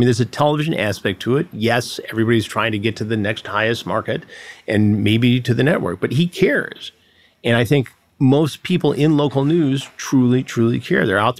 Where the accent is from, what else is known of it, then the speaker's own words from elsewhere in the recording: Detroit, Michigan, United States; And you know, I grew up in the Detroit area, so we all knew how to fight.